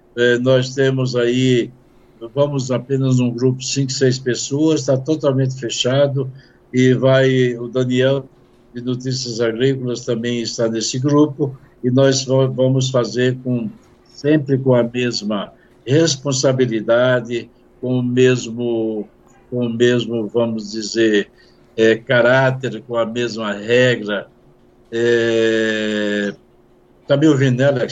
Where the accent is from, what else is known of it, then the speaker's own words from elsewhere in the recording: Brazil; somos nós brasileiros